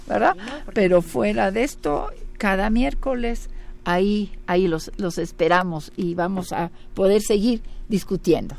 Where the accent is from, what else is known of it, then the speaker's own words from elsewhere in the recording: Mexico; el mexicano somos producto español, indio y negro